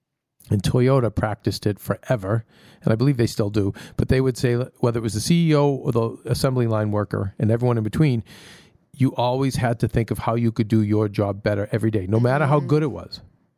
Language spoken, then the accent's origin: English; Australia; This is one of the weeks where I'm kind of tired of being Aussie.